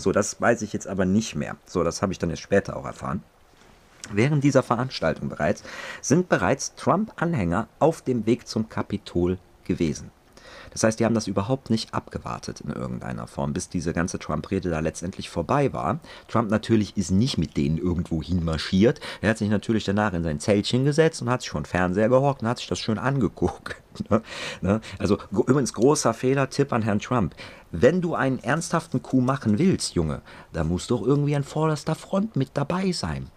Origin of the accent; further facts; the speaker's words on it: Germany; bei uns in Deutschland